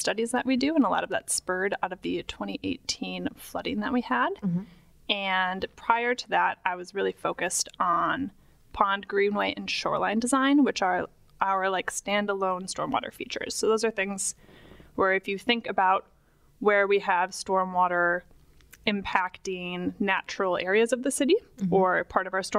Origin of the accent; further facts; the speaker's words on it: Wauwatosa, Wisconsin, United States; I grew up just outside Milwaukee in Wauwatosa